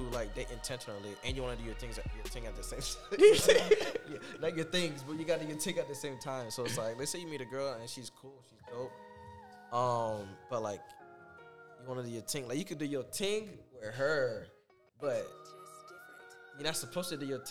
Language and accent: English; Haiti; I'm Haitian.